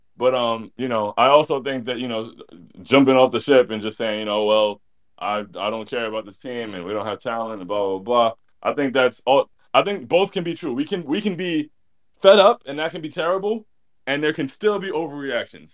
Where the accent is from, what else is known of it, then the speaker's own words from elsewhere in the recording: South Florida, United States; I spent a lot of my life growing up in South Florida